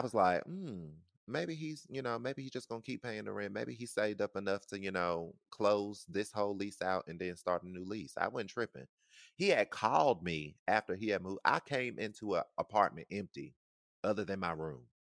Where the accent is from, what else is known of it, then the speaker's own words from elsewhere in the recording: the South, United States; I'm from the South